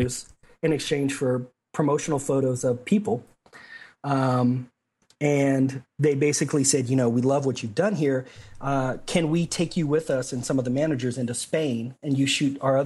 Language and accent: English; San Antonio, Texas, United States; San Antonio, which is my hometown of where I'm from